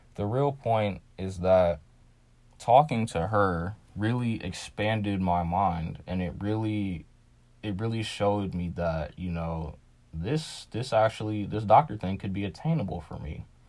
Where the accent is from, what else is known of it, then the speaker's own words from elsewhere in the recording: Ohio, United States; as a black kid in Ohio